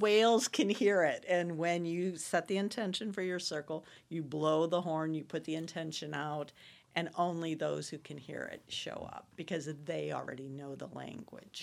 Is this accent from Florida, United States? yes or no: no; Florissant, Missouri, United States; I'm from Florissant, Missouri